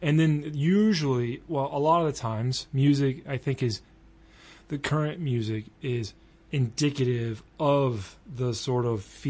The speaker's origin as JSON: {"language": "English", "region": "the South", "country": "United States", "accent": "country accent", "said": "I'm from the South too."}